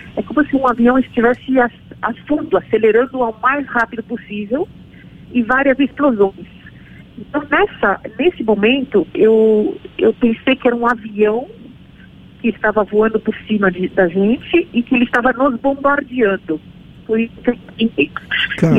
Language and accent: Portuguese; Brazil; eu cresci no Brasil